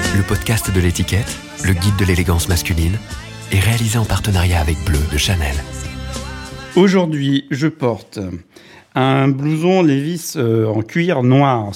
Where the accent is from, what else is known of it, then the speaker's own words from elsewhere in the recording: Tours, Centre-Val de Loire, France; moved away as an adult; Je suis né à Tours, dans un HLM.